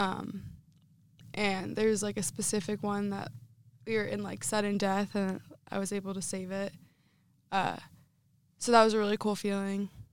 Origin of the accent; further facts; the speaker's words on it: Northeastern Pennsylvania, United States; moved away as an adult; now in Iowa, United States; Growing up in my area, um, I'm from Northeastern Pennsylvania, so every high school had it